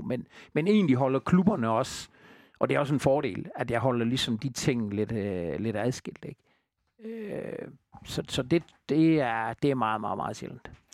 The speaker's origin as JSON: {"language": "Danish", "area": "Southern Jutland", "region": "Southern Denmark", "country": "Denmark", "said": "vi er jo Sønderjyder"}